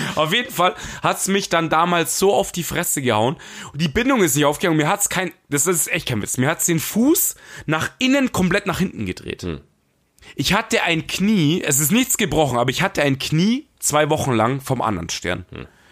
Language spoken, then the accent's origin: German; Bavaria, Germany; ich als Bayer